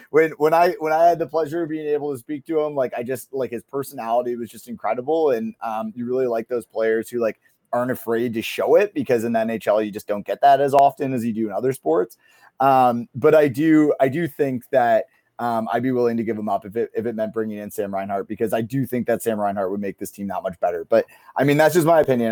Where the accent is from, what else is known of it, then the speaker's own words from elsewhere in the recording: Kitchener, Ontario, Canada; I grew up in Kitchener, Ontario